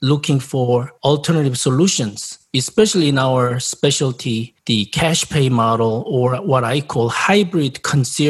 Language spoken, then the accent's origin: English; South Korea; English is a second language; moved away as an adult; also born or lived in Japan; now in United States; I'm originally from South Korea 30 years ago.